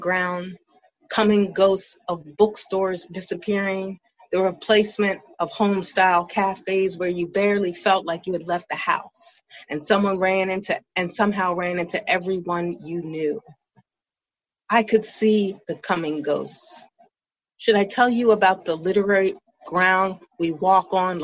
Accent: Philadelphia, Pennsylvania, United States; now in Seattle, United States; I come from Philadelphia, a city defined by cobblestones and connections to our country's history

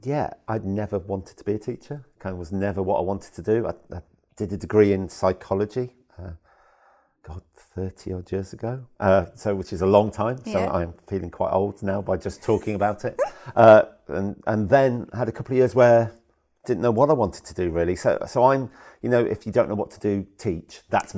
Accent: Worcester, West Midlands, United Kingdom; I'm a southern boy. I'm from Worcester originally.

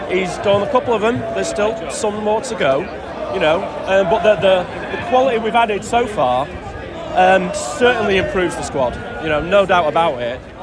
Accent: Sale, North West England, United Kingdom; moved away as an adult; also born or lived in Los Angeles / Las Vegas; now in New York, United States; I'm from Manchester, I'm from Sale originally, uh, but I've been over in America for 24 years, in New York for 15 of them.

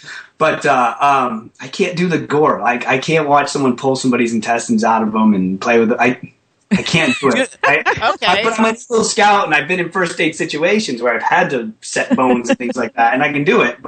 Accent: Rhode Island, United States; Rhode Island.

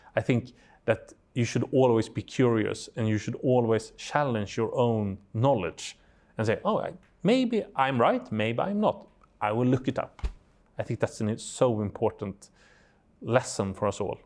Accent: Sweden; I'm from Sweden

